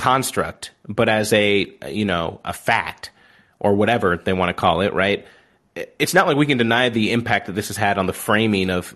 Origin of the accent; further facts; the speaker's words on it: Southern Illinois, United States; growing up in Southern Illinois